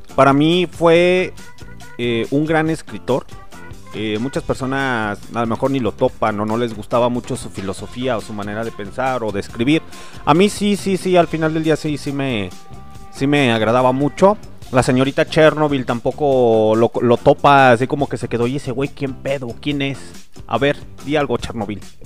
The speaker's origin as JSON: {"language": "Spanish", "country": "Mexico", "said": "somos buenos mexicanos"}